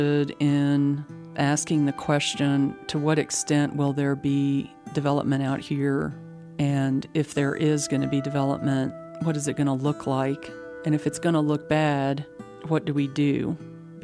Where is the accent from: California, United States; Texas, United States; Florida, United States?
Texas, United States; Midland; now in Austin, United States; I grew up in Midland.